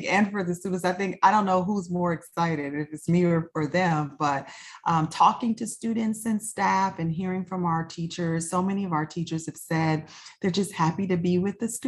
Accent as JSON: {"language": "English", "town": "Chicago", "region": "Illinois", "country": "United States", "tie": "born or raised there", "also_born_or_lived": "Prince William County, Virginia", "moved": "as an adult", "said": "I'm a native Chicagoan. I was born and raised in Chicago"}